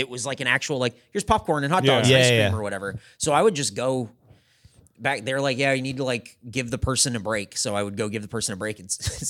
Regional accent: California, United States; now in Austin, United States; I was the first person that ever got hired at a brand new Target in my hometown of Santee, California.

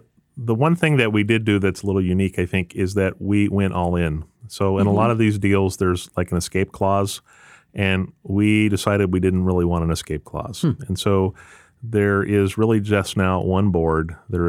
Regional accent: Cass City, Michigan, United States; now in Marlette, United States; I'm from Cass City and hey, we worked over

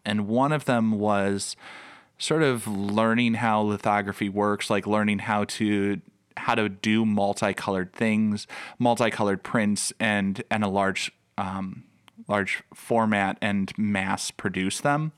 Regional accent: Chicago, Illinois, United States; I grew up in the Chicago area.

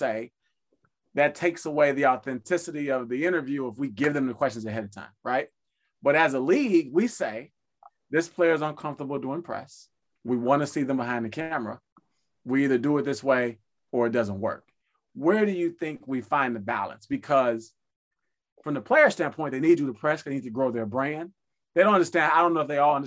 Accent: Chicago, Illinois, United States; I grew up in Chicago

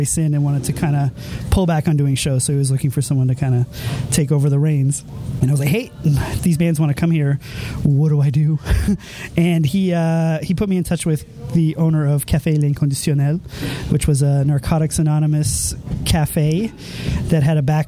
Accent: Montreal, Quebec, Canada; I was from Montreal and I'm heading home

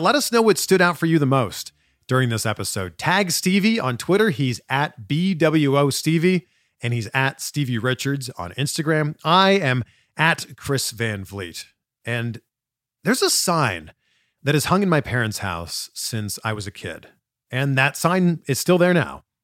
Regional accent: Pickering, Ontario, Canada; moved away as an adult; also born or lived in Vancouver / Toronto / Cleveland / Miami; now in Los Angeles, United States; I moved from my hometown, Pickering, Ontario, Canada, to Vancouver, to Toronto, to Cleveland, to Miami, to Fort Lauderdale, to Cincinnati, and now I live in Los Angeles

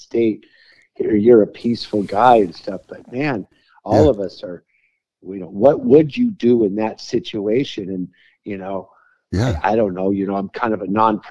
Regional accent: Santa Barbara, California, United States; I grew up in Santa Barbara

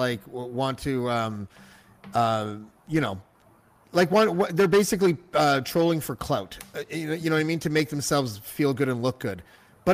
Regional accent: Toronto, Ontario, Canada; I'm from Toronto

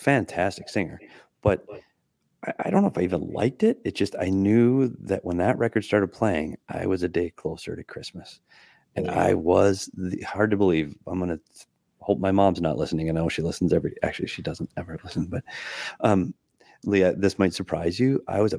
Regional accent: Minnesota, United States; I grew up in Minnesota with plenty of trees.

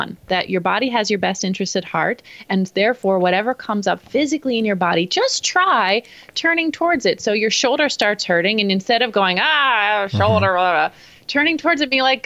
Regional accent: Pittsburgh, Pennsylvania, United States; now in Phoenix, United States; I grew up in East Coast Pittsburgh

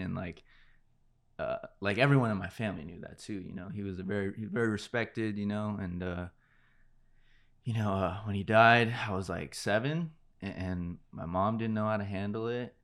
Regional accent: Santa Clarita, California, United States; also born or lived in Panorama City / La Brea area, Los Angeles; I really established, like, who I was in Santa Clarita.

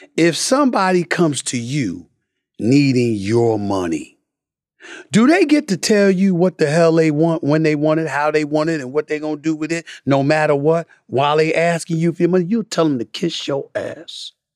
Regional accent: New York City, New York, United States; also born or lived in Bronx, New York; I'm from Hollis, Queens. Born in the Bronx, raised in Hollis since I was one years old

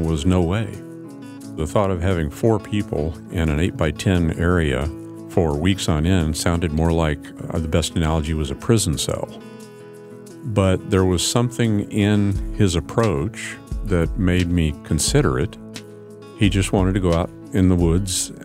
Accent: Anchorage, Alaska, United States; now in Southeast Alaska, United States; When I was growing up in Anchorage, back in the late 60s

